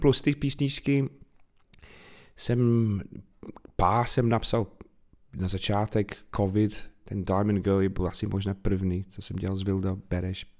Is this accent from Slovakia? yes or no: no; Manchester, North West England, United Kingdom; born or raised there; Czech is a second language; moved away as an adult; also born or lived in Bath / Wales; now in Czech Republic